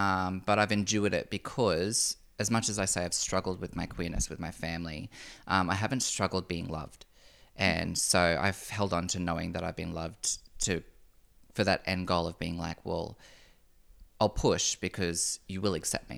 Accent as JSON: {"language": "English", "town": "Noosa", "region": "Queensland", "country": "Australia", "tie": "born or raised there", "said": "Just growing up around the Noosa Shire, I mean, it's white bread."}